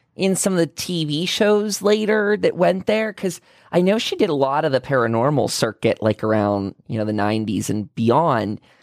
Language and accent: English; Pennsylvania, United States; moved away; also born or lived in Salt Lake City, Utah; moving from Salt Lake City back to my hometown of Pennsylvania, specifically moving into a big farmhouse that my family owned, uh, and I grew up in.